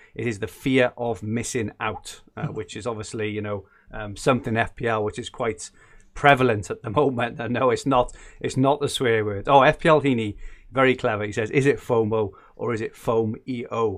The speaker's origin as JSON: {"language": "English", "area": "Welsh", "region": "Wales", "country": "United Kingdom", "said": "being Welsh"}